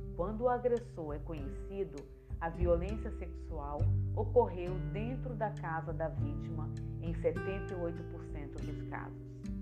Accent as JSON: {"language": "Portuguese", "town": "Itamaraju", "region": "Bahia", "country": "Brazil", "tie": "born or raised there", "moved": "yes", "lives_now": "Espírito Santo, Brazil", "said": "Sou natural de Itamaraju, Bahia, e vim para o Espírito Santo no ano de 1988"}